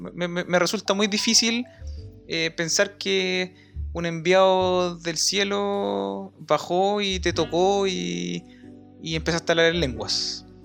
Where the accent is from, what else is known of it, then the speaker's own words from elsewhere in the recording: Chillán, Ñuble, Chile; moved away; Chillán salga de cuarentena para poder viajar a mi tierra